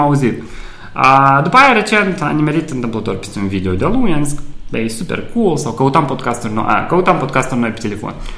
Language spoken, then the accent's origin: Romanian; Moldova; moved away as an adult; also born or lived in Chișinău / Cluj / Bucharest; originar fiind din, din Moldova